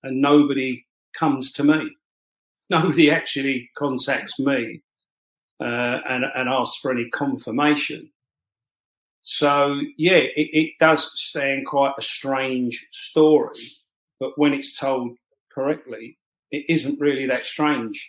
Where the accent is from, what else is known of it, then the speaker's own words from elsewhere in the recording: London, United Kingdom; growing up, I only ever knew being a Londoner, being English and being British.